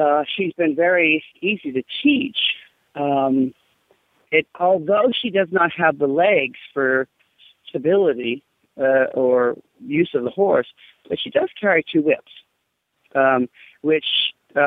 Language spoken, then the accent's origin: English; Pennsylvania, United States; Pennsylvania, where my hometown is